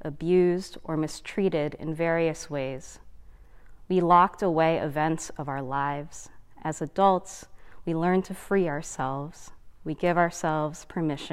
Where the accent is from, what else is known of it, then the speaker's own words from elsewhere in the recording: United States; a first generation American. So my parents are immigrants from the Philippines